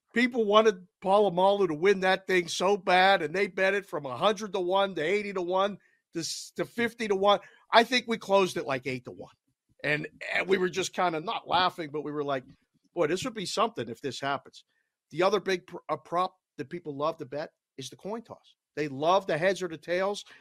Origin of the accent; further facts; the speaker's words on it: Pittsburgh, Pennsylvania, United States; moved away; I was from Pittsburgh, and I maybe sound like it a little bit. Some people would say I have an accent.